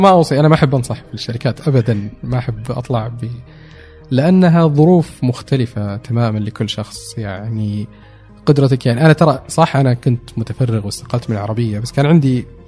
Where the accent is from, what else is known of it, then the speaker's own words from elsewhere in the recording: Saudi Arabia; also born or lived in Dubai; now in Riyadh, Saudi Arabia; اني سعودي